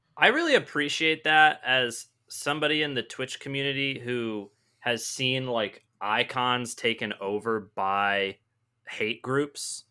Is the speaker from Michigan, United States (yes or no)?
yes; Michigan, United States; I grew up in Michigan